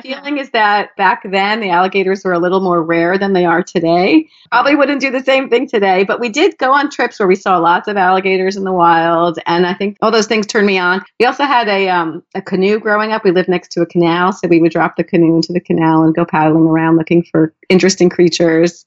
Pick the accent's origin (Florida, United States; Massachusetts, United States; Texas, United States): Florida, United States; South; I grew up in South Florida where nature is pretty wild